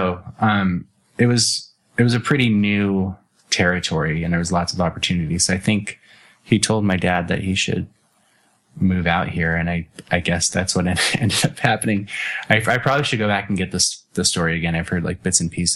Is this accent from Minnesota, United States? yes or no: no; Phoenix, Arizona, United States; I was born in Phoenix and I've lived here my whole life